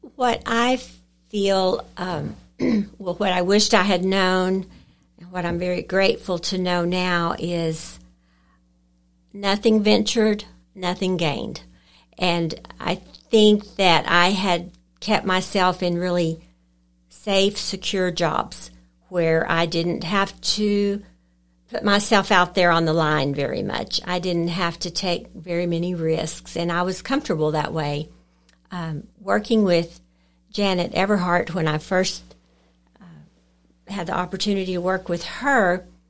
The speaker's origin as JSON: {"language": "English", "town": "Lubbock", "region": "Texas", "country": "United States", "tie": "born or raised there", "also_born_or_lived": "Lamesa, Texas", "moved": "as an adult", "said": "I grew up in Lubbock, graduated from Monterey High School and from Texas Tech"}